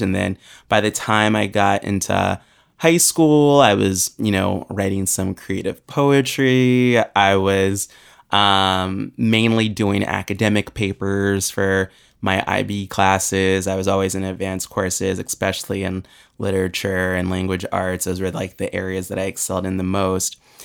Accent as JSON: {"language": "English", "town": "Springfield", "region": "Virginia", "country": "United States", "tie": "born or raised there", "also_born_or_lived": "Williamsburg, Virginia", "said": "I grew up in Springfield, Virginia, which is only, um, twenty minutes outside of D C."}